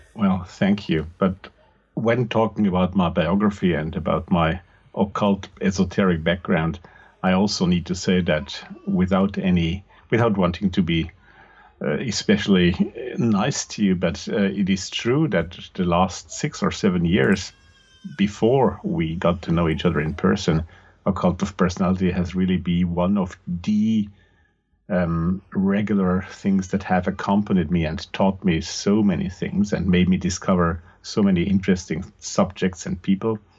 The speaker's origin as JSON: {"language": "English", "country": "Austria", "second_language": "English", "said": "I'm from the German speaking part of the world, from Austria to be more precise"}